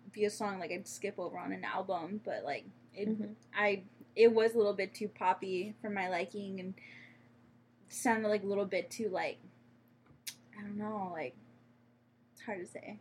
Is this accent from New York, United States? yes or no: no; Pasco, Washington, United States; two of us, though, that were, like, Pasco, Washington